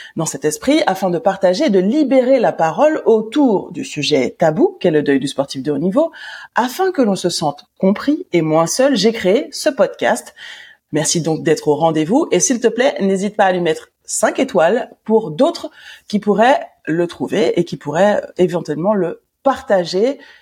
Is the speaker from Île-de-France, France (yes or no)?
yes; Paris, Île-de-France, France; moi en tant que bonne parisienne